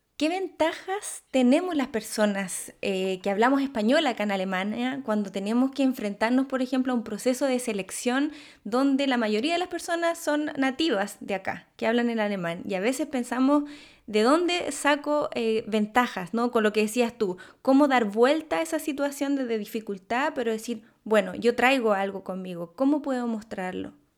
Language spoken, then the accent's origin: Spanish; Chile; moved away; soy de Chile